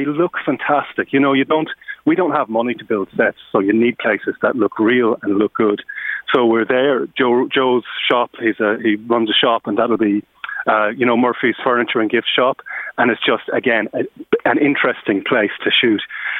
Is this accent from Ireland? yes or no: yes; Nenagh, Munster, Ireland; I grew up in Nenagh, so that's the kind of small town I have in mind.